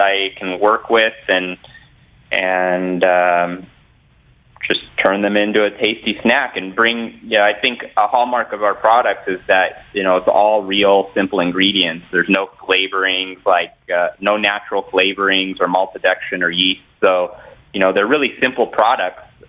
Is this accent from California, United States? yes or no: yes; Southern California, United States; growing up in Southern California where, you know, almost every surf and skateboard company was based